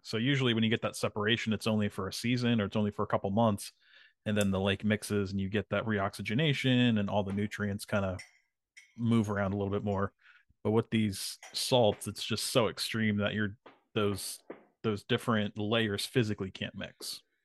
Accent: New Jersey, United States; when I was growing up in Jersey

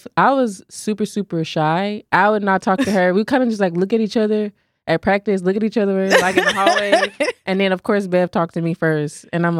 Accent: Fort Worth, Texas, United States; I'm from Fort Worth.

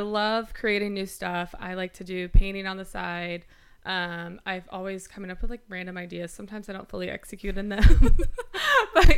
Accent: Alabama, United States; moved away as an adult; also born or lived in Los Angeles; now in New York, United States; I'm originally from Alabama

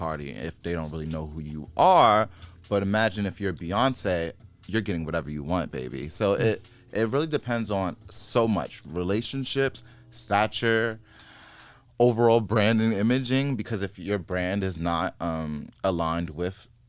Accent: New York, United States; I'm from New York and we're all sharks

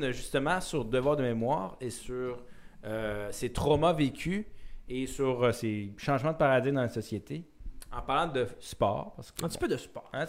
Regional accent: Quebec, Canada; outrepasser justement ce sentiment-là de dire qu'on se détériorise en tant que Québécois ou Canadien, c'est faux.

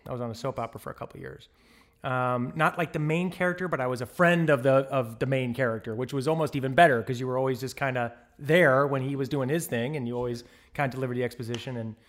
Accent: St. Louis, Missouri, United States; moved away as an adult; I came from St. Louis, Missouri. And the day I graduated from college, I packed the proverbial U-Haul and put it behind my Toyota and across the country I came.

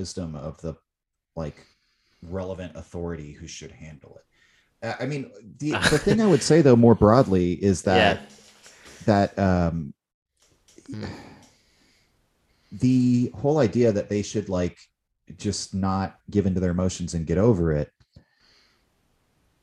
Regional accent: United States; I'm an American

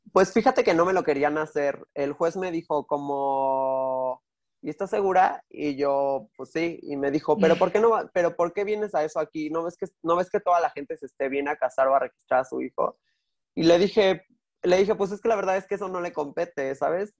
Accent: Mexico City, Mexico; soy de Azcapotzalco

